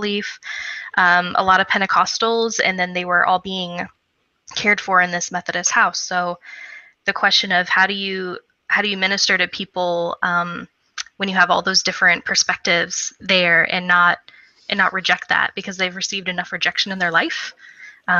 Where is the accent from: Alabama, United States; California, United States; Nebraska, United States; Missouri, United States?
Missouri, United States; moved away; I was home in my home state of Missouri